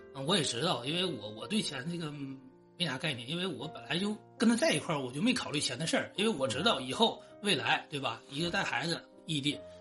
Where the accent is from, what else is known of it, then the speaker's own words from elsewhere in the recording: Shenyang, Liaoning, China; 我也是沈阳的